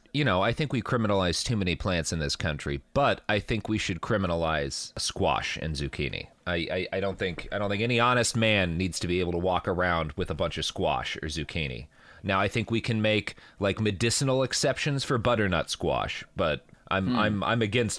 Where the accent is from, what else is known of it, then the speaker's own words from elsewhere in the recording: the South, United States; I think there's different kinds of Southerner, and I came from the pumpkin pie.